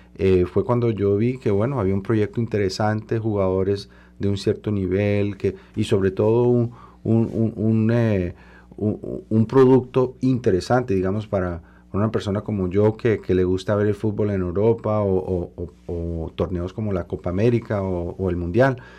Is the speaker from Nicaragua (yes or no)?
no; Colombia; now in Montreal, Canada; soy el segundo de origen latinoamericano y primer colombiano en la, en la Asamblea Nacional de Quebec